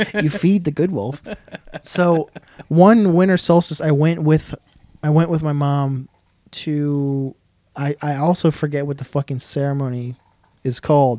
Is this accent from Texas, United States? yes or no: no; Delaware, United States; I grew up in Willow Run.